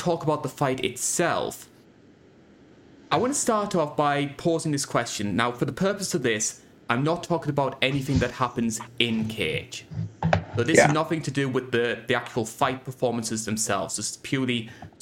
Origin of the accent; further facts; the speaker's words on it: United Kingdom; I'm British